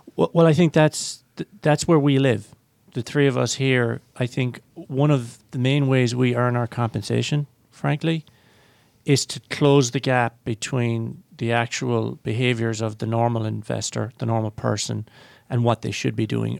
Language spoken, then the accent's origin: English; Ireland; I'm Irish